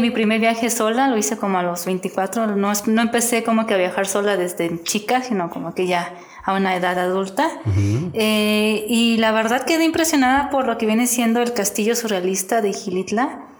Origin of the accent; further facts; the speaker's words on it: Querétaro, Mexico; also born or lived in Mexico City / San Juan del Río; yo originalmente nací en el DF, pero pues prácticamente toda mi vida he vivido aquí en, Querétaro. Estuve viviendo unos años en San Juan del Río